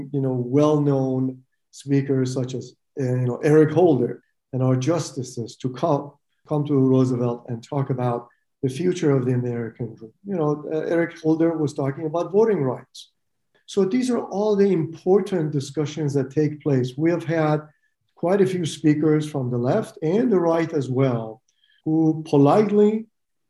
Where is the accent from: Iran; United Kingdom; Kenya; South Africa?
Iran; moved away as an adult; also born or lived in Utah, United States; now in United States; I'm an immigrant from Iran, and I lost my country to Khomeini, who took over my country, and I couldn't go back.